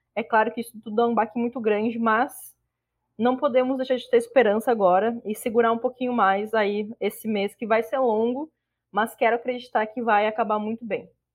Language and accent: Portuguese; Rio Grande do Sul, Brazil; now in Alagoas, Brazil; eu moro em Alagoas, mas eu sou gaúcha